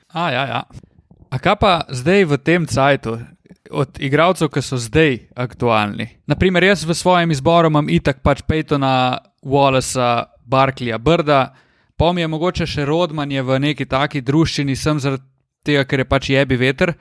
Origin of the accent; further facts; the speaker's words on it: Slovenia; smo imeli Slovenci